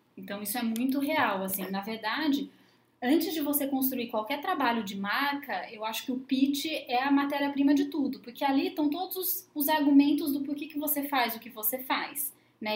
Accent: Brazil

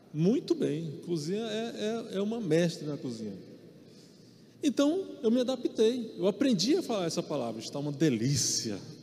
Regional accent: Maranhão, Brazil; eu sou nordestino, sou do Maranhão

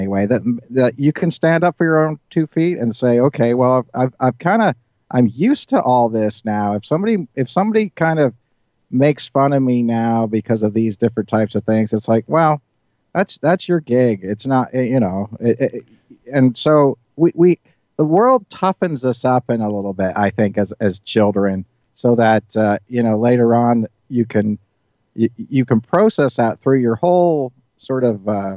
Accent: Northern Ireland, United Kingdom; when I grew up in Northern Ireland, I mean, this was in the 1970s

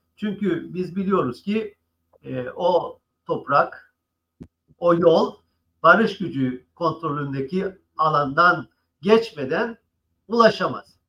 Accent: Cyprus; biz de Kıbrıslılar olarak

